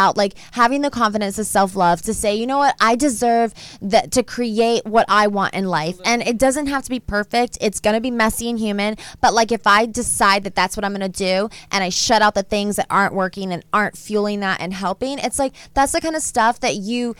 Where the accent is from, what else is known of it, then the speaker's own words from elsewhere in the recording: Georgia, United States; now in Los Angeles, United States; I also grew up in the South